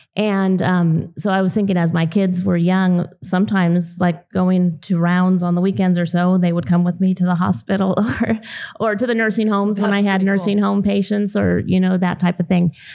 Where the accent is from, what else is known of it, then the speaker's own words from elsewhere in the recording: Southern California, United States; moved away as an adult; now in Idaho, United States; I grew up in Southern California on a dairy